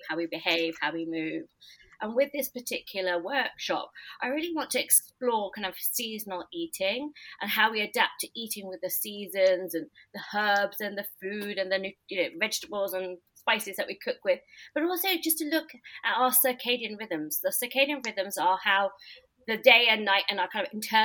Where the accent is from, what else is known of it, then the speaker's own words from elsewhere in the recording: United Kingdom; I'm British, but Indian